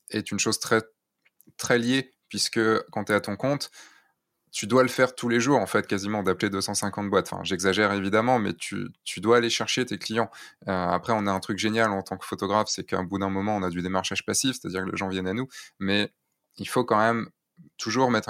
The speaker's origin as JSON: {"language": "French", "town": "Rostrenen", "region": "Brittany", "country": "France", "also_born_or_lived": "near Lorient / Rennes", "said": "Non, je suis pas de Rennes. Moi, je viens du centre-centre Bretagne, de Rostrenin"}